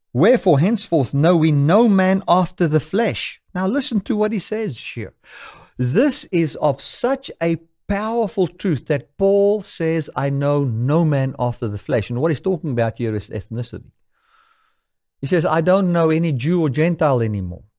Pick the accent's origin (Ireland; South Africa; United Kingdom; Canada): South Africa; I can say I am a South African according to the laws of this country